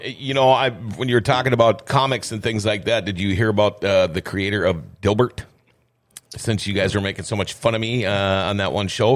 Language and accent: English; Minnesota, United States; moved away; I love Minnesota. It's my home state, born and raised